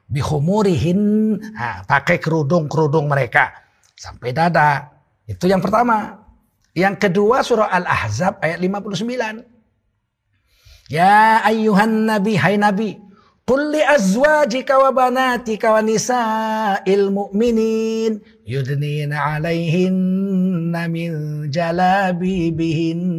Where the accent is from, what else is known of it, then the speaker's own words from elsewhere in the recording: Aceh, Indonesia; Istri saya kami orang Aceh, biasa belanja ke pasar itu kami, bukan bukan perempuan yang jualan di pasar laki-laki.